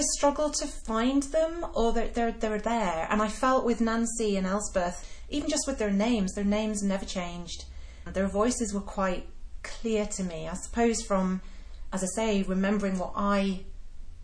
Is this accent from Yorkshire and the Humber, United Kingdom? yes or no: yes; Yorkshire and the Humber, United Kingdom; me growing up in Yorkshire